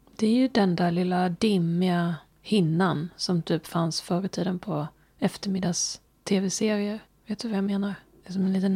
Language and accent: Swedish; Småland, Sweden; vi var från Småland. Nej. Fast han kanske gissade, för att jag avslöjar ju min dialekt